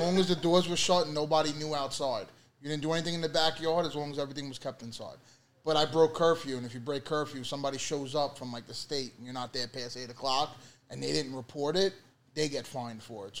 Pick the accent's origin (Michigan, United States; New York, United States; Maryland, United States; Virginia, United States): New York, United States; New York City; I was born in East New York. You know where I lived in East New York. I lived on Sutter and Hendrix.